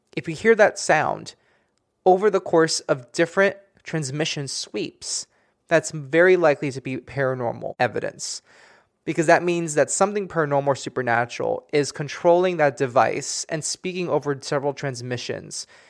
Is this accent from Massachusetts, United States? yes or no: no; Miami, Florida, United States; moved away; I'm originally from Miami